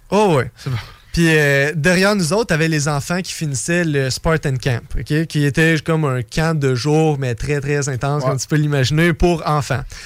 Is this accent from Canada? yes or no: yes; Canada; je suis canadien